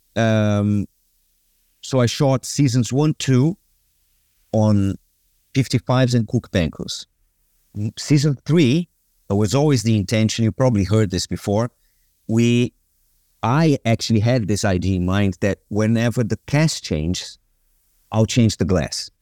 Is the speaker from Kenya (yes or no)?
no; Brazil; moved away as an adult; also born or lived in London; I grew up in Brazil